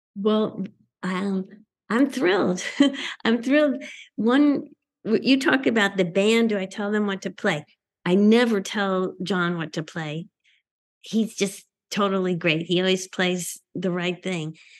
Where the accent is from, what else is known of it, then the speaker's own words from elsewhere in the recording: Northeast, United States; growing up in the Northeast